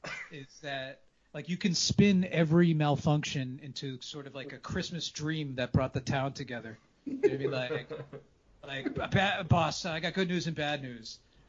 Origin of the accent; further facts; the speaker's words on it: New England, United States; I'm from New England, so like, I'm used to cleaning up the car in the winter.